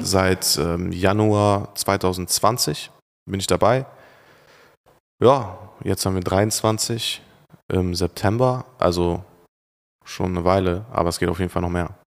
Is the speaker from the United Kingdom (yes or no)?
no; Turkey; now in Germany; Oder in der Türkei, meine Heimat?